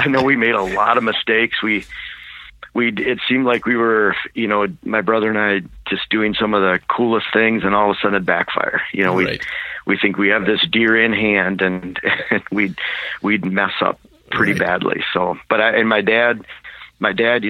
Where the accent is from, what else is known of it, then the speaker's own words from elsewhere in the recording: Michigan, United States; moved away as an adult; now in Wisconsin, United States; I was born and raised in Michigan. In fact, I lived there for 42 years, and then the past 5 years in Wisconsin